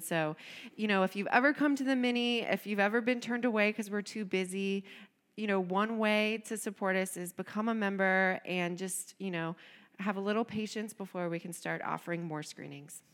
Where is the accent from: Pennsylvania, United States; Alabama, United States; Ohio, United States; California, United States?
Ohio, United States; Cincinnati; also born or lived in Ann Arbor, Michigan; I'm actually from Cincinnati, uh, grew up here, went to Walnut Hills High School